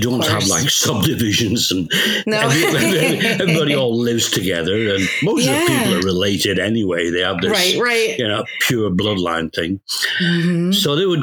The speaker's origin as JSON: {"language": "English", "region": "Scotland", "country": "United Kingdom", "tie": "born or raised there", "moved": "as an adult", "lives_now": "Canada", "said": "I'm Canadian. I was born in England. Well, in Scotland, actually. But I emigrated to Canada when I was 19"}